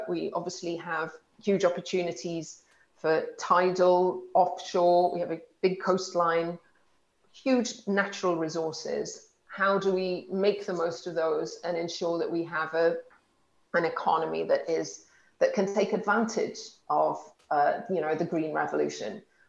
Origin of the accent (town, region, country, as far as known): Wales, United Kingdom